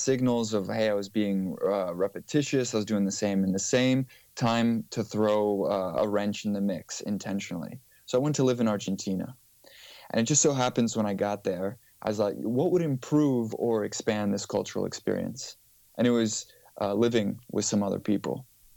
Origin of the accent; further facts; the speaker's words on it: United States; also born or lived in Mykonos, Greece; I was born in the States, but my dad is Greek, my mother is Danish, and so by virtue of birth, I grew up in a tricultural household